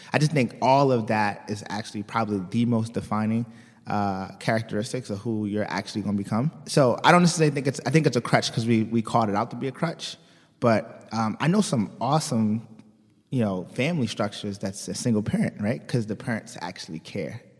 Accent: Baltimore, Maryland, United States; moved away as an adult; also born or lived in West Virginia / Washington, D.C.; I'm originally from, uh, Baltimore.

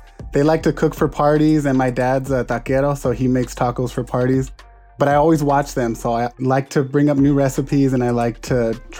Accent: Pomona, California, United States; now in Los Angeles, United States; I'm from Pomona, California.

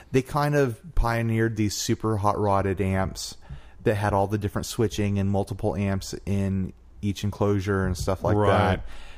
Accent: the South, United States; accent: Southern; Sorry for my southern accent.

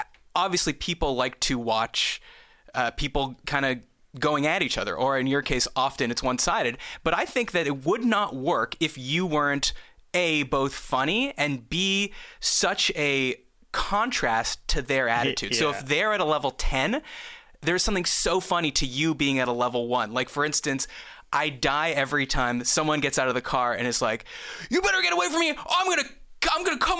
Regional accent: Canada; we're both Canadian

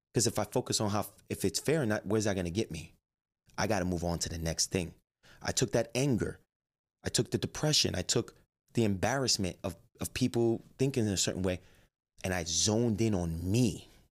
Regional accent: Jersey City, New Jersey, United States; I grew up in Jersey City.

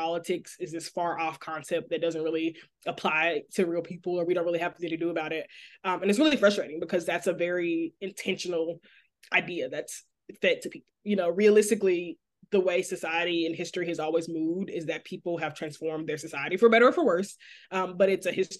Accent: Memphis, Tennessee, United States; now in Dallas, United States; I was born and raised in Memphis

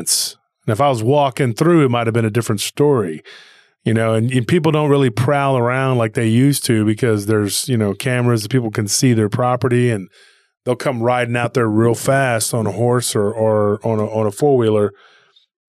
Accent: Texas, United States; I'm from Texas.

